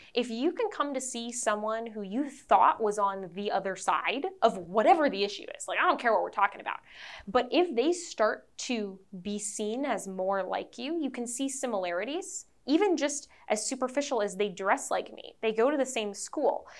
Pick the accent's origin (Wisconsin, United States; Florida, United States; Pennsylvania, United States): Wisconsin, United States; I'm from Wisconsin.